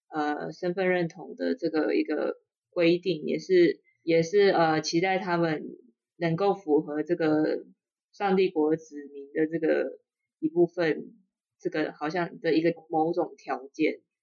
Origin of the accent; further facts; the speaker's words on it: Taiwan; 我们一直很想要说自己是台湾人